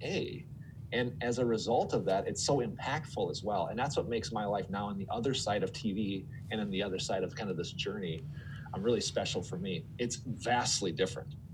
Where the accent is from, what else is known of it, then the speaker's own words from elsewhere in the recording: Twin Cities, Minnesota, United States; also born or lived in Phoenix; I moved from Phoenix to the Twin Cities